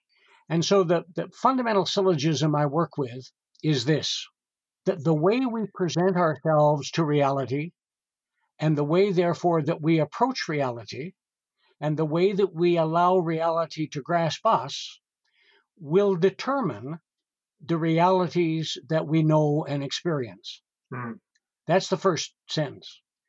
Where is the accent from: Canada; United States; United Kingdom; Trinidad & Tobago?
Canada; Western Canada; I grew up at a time, got to remember, I grew up in Western Canada, so I was not in any way schooled in a proper way.